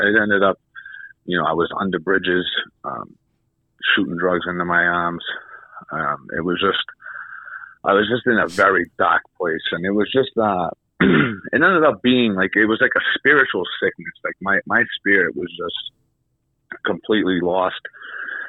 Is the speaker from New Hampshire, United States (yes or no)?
yes; New Hampshire, United States; also born or lived in Massachusetts; I'm from New Hampshire